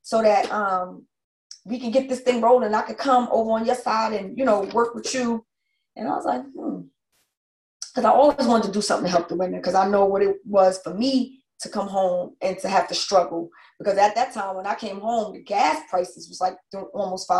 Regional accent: New York, United States; moved away as an adult; also born or lived in New Jersey; now in Georgia, United States; I'm a New Yorker.

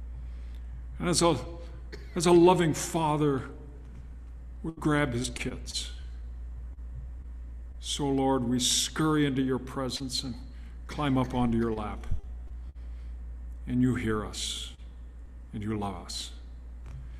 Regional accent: Southern California, United States; also born or lived in Spokane, Washington; growing up in Southern California, junior high and high school

